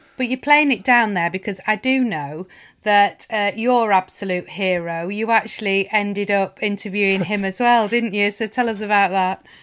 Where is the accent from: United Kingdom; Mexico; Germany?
United Kingdom; Lancashire, North West England; I grew up in Lancashire